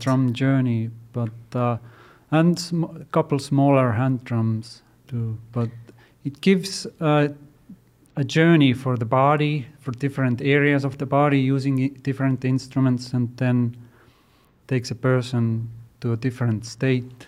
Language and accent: English; Estonia; now in United States; I grew up in Estonia